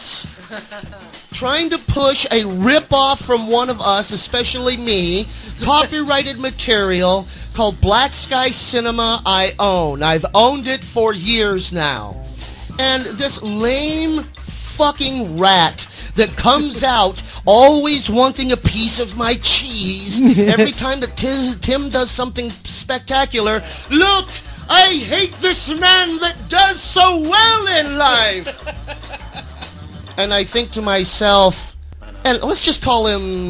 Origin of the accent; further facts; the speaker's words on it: Cleveland, Ohio, United States; We grew up in Cleveland